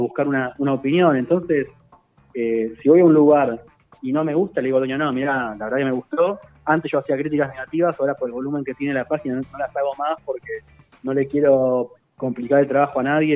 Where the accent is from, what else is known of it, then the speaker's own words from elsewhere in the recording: Lomas de Zamora, Buenos Aires Province, Argentina; viví toda mi vida en Loma de Zamora